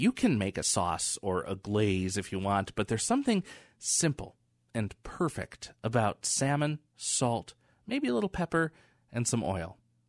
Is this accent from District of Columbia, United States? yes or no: no; Michigan, United States; also born or lived in Sitka, Alaska; now in Washington, United States; I grew up in Michigan.